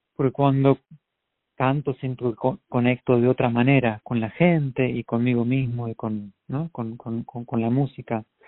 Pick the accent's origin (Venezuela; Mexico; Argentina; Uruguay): Argentina; moved away as an adult; now in United States; en Argentina, en mi país